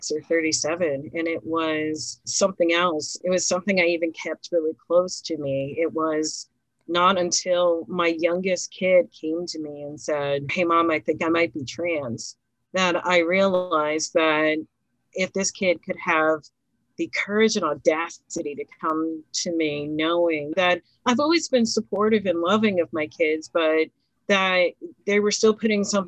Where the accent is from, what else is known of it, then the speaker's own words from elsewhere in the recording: Philadelphia, Pennsylvania, United States; we're all from Philly